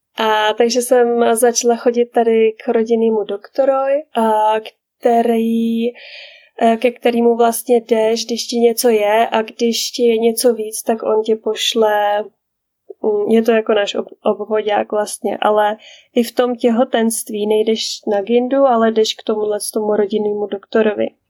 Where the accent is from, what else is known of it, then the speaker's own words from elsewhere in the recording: Czechia; first language Czech; moved away as an adult; now in Canada; já jako Češka